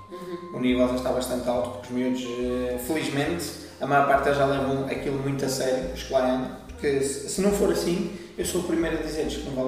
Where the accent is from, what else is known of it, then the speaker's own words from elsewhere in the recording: Lamego, Viseu, Portugal; now in Santo Tirso, Portugal; De Lamego, lá está.